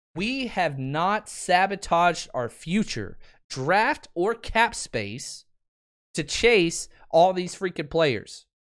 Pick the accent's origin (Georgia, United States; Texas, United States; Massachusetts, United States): Texas, United States; moved away; I'm from Texas